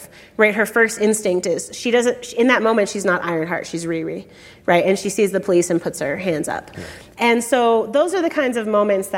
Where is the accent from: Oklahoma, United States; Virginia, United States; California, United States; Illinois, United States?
Illinois, United States; Chicago; When I was a kid growing up in Chicago